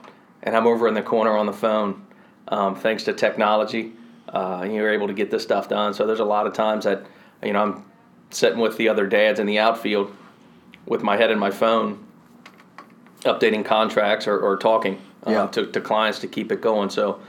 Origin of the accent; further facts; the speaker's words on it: Louisville, Kentucky, United States; also born or lived in Marietta / Elizabethtown; I was born in Marietta, Georgia, just north of Atlanta. Don't remember it. 2 years old when I moved out of there. We continued to migrate north. Lived in Elizabethtown, Kentucky for a little bit. Moved up to Louisville.